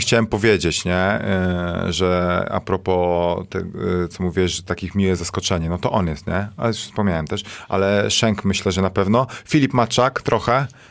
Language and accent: Polish; Toruń, Kuyavian-Pomeranian Voivodeship, Poland; moved away; zanim wyjechałem z Torunia